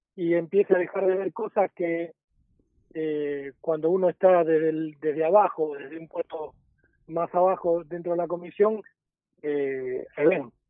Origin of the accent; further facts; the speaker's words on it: Avellaneda, Buenos Aires Province, Argentina; soy de Avellaneda